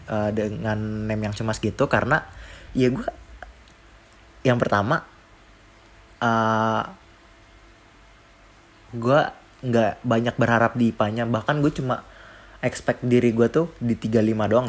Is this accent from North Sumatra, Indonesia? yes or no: no; Depok, West Java, Indonesia; kayaknya gue nggak tahu deh gue aslinya Depok